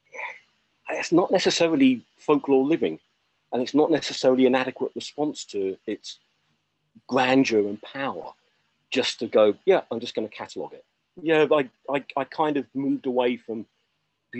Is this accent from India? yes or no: no; Essex, East of England, United Kingdom; also born or lived in Cornwall; where I grew up in Essex, of the little town I was